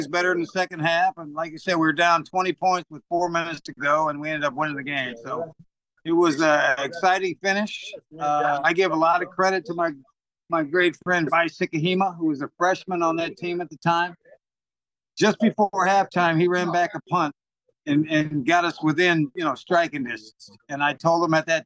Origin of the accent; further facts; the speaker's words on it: Northern California, United States; moved away as an adult; also born or lived in Utah; I grew up in Northern California.